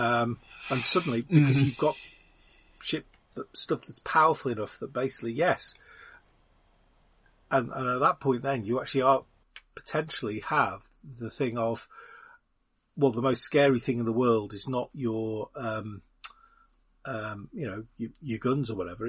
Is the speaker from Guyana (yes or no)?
no; United Kingdom; as a Brit.